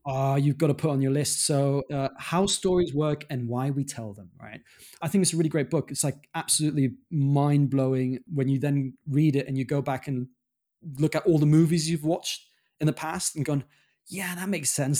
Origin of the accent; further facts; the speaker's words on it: Germany; moved away as an adult; also born or lived in London / Dominican Republic (father's origin); I grew up in Germany